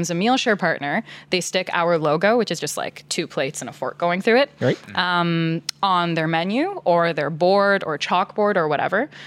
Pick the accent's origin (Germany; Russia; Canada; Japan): Canada; Toronto, Ontario; moved away as an adult; now in Ottawa, Canada; I was born in Toronto. Okay. And then my family sort of worked its way up into the suburbs